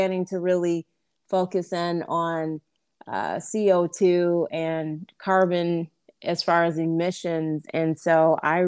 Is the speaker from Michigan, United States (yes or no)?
yes; Grand Rapids, Michigan, United States; born or raised there; moved away as an adult; now in Detroit, United States